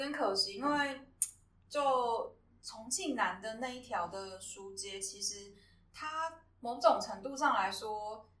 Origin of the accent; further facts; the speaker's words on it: Miaoli County, Taiwan; moved away; 因为我老家是苗栗国